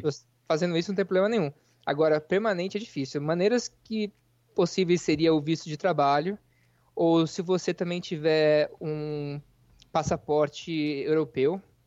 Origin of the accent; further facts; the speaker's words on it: interior of São Paulo, Brazil; moved away as an adult; now in United States; eu sou do interior de São Paulo